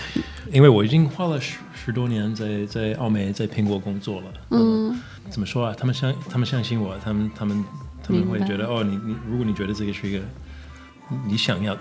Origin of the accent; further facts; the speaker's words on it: United States; Chinese is a second language; moved away as an adult; now in Beijing, China; 我在美国长大，但是我是 you know 一半嗯呃中国人